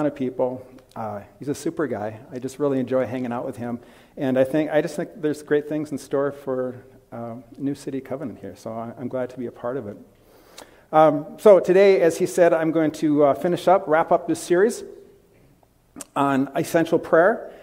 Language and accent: English; Bloomington, Minnesota, United States; moved away as an adult; also born or lived in Wisconsin; I grew up in Bloomington, just south of here.